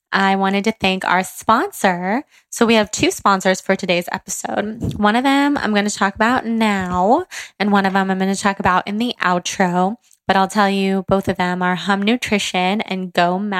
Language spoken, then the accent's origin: English; Northern California, United States; growing up in Northern California